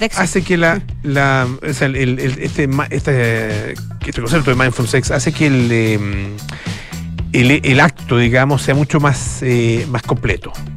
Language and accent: Spanish; Chile